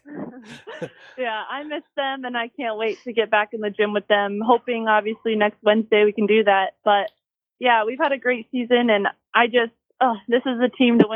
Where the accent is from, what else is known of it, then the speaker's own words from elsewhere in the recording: California, United States; moved away as an adult; now in Michigan, United States; I am from California